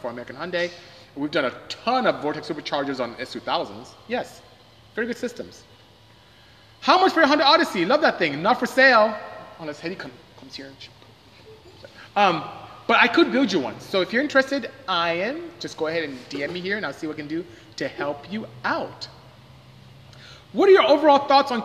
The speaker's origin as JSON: {"language": "English", "country": "Nigeria", "moved": "yes", "said": "I'm West African. I'm from Nigeria"}